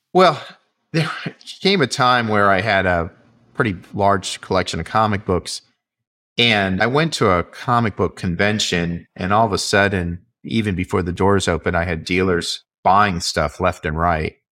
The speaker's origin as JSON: {"language": "English", "town": "Vienna", "region": "Virginia", "country": "United States", "tie": "born or raised there", "said": "I grew up in the Washington, D.C. area."}